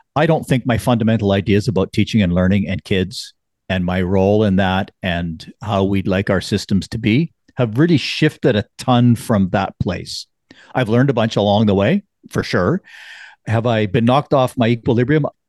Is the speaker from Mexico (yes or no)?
no; Canada